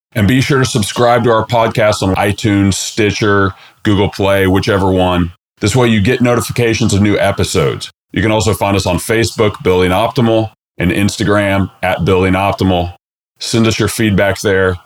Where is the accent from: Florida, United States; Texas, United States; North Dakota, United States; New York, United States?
Texas, United States; Texas Custom Build of the Year in 2017, which is my home state as well